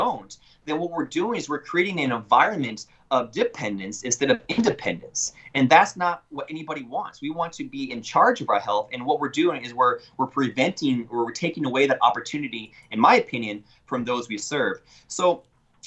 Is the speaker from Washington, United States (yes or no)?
yes; Yakima, Washington, United States; moved away as an adult; now in McAllen, United States; I'm originally from Yakima, Washington, and I went to school at the University of Washington School of Medicine.